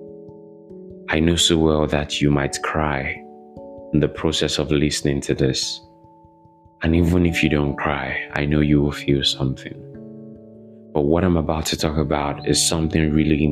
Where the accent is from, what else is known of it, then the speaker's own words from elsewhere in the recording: Ibadan, Oyo, Nigeria; moved away as an adult; also born or lived in Lagos, Nigeria; I grew up in Nigeria, Ibadan, Nigeria. I grew up there. I lived there for many years, over 2 decades.